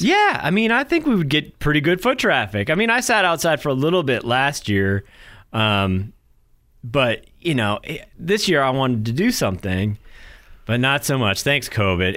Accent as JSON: {"language": "English", "region": "New Hampshire", "country": "United States", "tie": "born or raised there", "moved": "yes", "lives_now": "North Carolina, United States", "said": "super small town where I grew up in New Hampshire"}